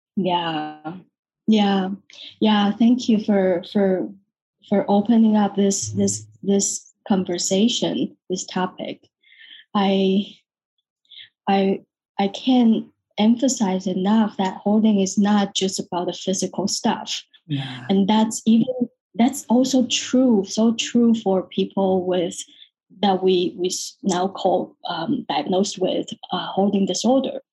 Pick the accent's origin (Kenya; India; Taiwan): Taiwan; moved away as an adult; also born or lived in London, United Kingdom; now in San Francisco, United States; I'm born and raised in Taiwan, even though I live in the US in San Francisco, but I'm 100% Taiwanese